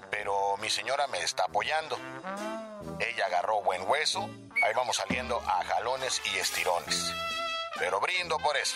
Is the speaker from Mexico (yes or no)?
yes; Mexico; Estoy limpio de toda culpa y soy un mexicano honesto que siempre toma derecho.